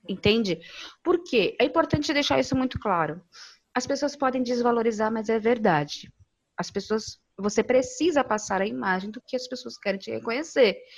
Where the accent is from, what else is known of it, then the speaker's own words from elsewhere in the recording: São Paulo, Brazil; Eu cresci em periferia, lá no Neocop Campo Limpo